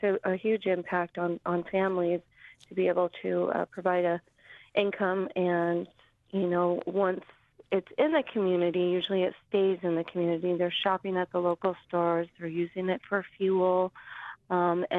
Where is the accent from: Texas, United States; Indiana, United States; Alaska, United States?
Alaska, United States; Old Harbor; many of us growing up in the village, as born and raised in Old Harbor